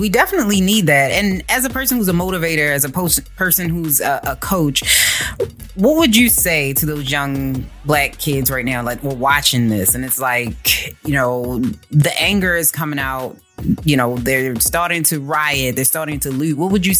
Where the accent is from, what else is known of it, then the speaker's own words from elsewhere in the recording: Baltimore, Maryland, United States; I understand your frustration. I'm from Baltimore. I get it.